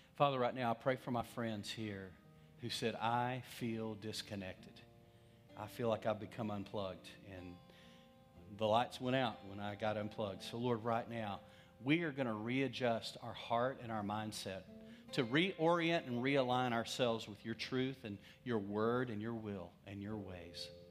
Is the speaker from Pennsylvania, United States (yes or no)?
no; West Texas, United States; I'm from West Texas